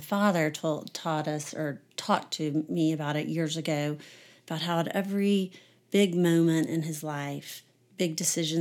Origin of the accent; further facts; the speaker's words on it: Houston, Texas, United States; I grew up in Houston, Texas.